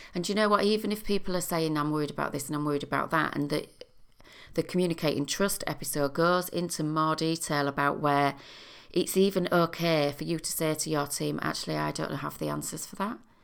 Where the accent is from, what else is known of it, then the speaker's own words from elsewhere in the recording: United Kingdom; as a British population